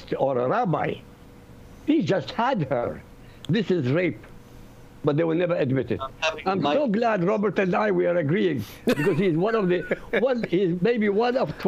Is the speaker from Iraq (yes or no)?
yes; Iraq; first language Arabic; English is a second language; now in Europe; I come from Iraq, my language, my mother tongue is Arabic.